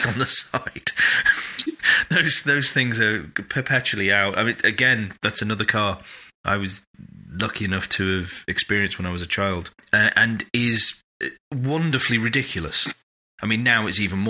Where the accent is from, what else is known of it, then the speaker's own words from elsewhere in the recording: United Kingdom; I'm British